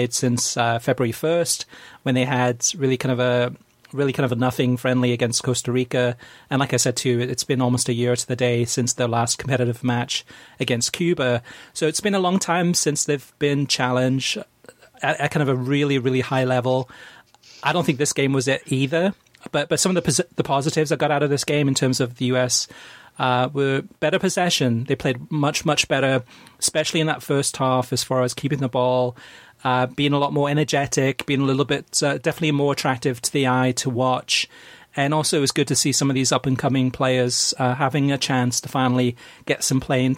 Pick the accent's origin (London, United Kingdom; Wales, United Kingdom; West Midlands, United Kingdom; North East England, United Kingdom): Wales, United Kingdom; Having been born in Wales, I'm half Welsh, half American